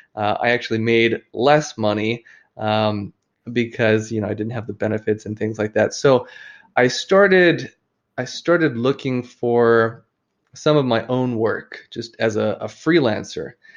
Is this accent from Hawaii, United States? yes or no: yes; Oahu, Hawaii, United States; I grew up in Hawaii on, uh, the island of Oahu